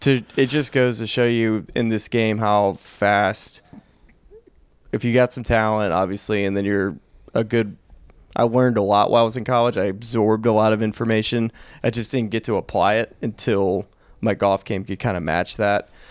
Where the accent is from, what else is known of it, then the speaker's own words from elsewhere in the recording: Alabama, United States; born bred an L S U Tiger in, in Alabama, Auburn country.